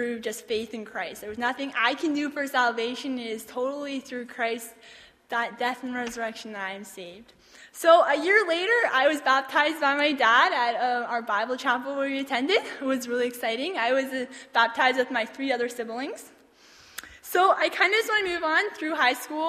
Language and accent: English; Toronto, Ontario, Canada; I was born in Toronto, Ontario, on April 19th, 1994.